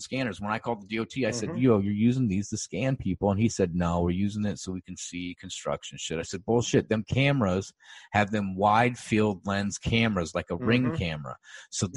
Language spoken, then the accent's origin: English; Sioux City, Iowa, United States; I'm from Sioux City, Iowa